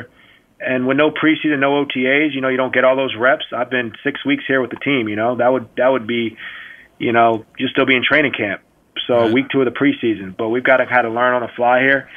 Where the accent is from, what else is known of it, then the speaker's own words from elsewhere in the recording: New Jersey, United States; I grew up in New Jersey